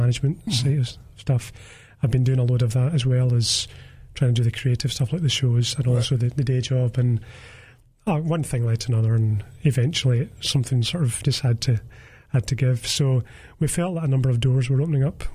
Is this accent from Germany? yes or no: no; Greenock, Scotland, United Kingdom; I was born in Greenock.